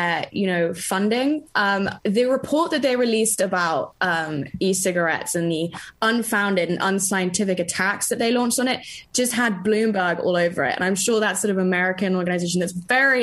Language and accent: English; London, United Kingdom; I grew up in London and also in the country